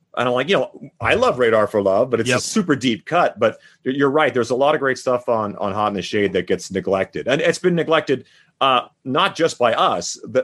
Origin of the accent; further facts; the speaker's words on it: Saskatchewan, Canada; now in Las Vegas, United States; Well, I grew up in Saskatchewan. We never had a national or never had a provincial team.